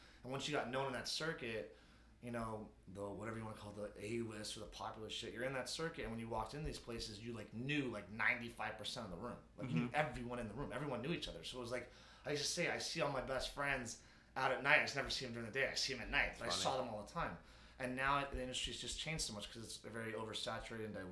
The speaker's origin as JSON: {"language": "English", "town": "Los Angeles", "region": "California", "country": "United States", "tie": "born or raised there", "said": "we are from there. I was born and raised."}